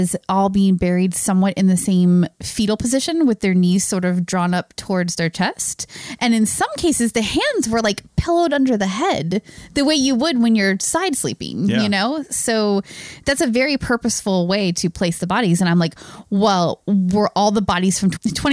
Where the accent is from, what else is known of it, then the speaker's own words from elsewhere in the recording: United States; we're American